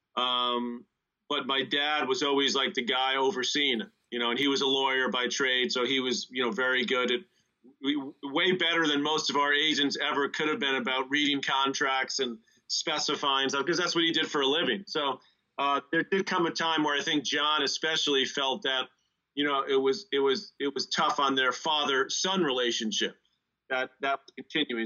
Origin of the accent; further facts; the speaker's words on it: United States; here in the East, growing up in the East